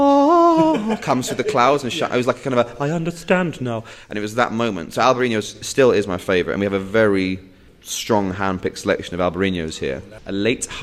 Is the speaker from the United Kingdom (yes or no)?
yes; England, United Kingdom; moved away as an adult; now in Spain; as an Englishman